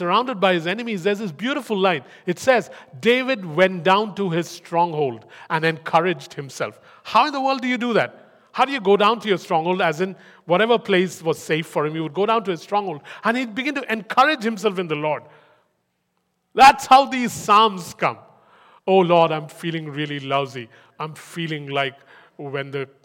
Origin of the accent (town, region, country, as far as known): India; English is a second language; moved away